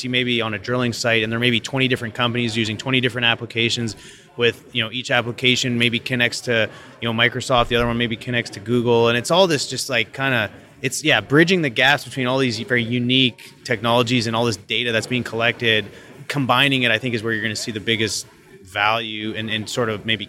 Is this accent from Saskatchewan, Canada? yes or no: no; Calgary, Alberta, Canada; moved away as an adult; also born or lived in Pittsburgh / Denver; I'm originally from Calgary